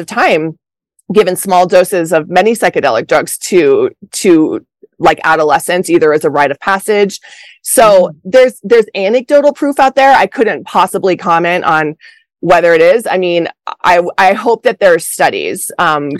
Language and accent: English; Colorado, United States; moved away; also born or lived in Los Angeles; I'm from Colorado